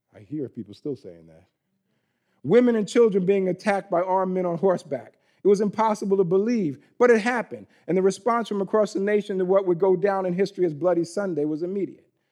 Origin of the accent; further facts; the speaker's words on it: New York, United States; moved away; I'm from New York originally